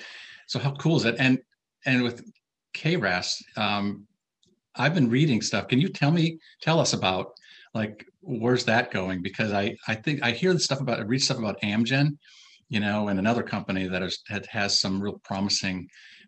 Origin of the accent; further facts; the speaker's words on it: Minnesota, United States; I'm from Minnesota.